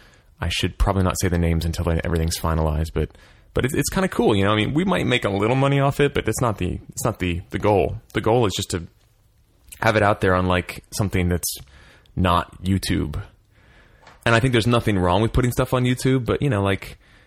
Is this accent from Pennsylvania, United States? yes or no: yes; Philadelphia, Pennsylvania, United States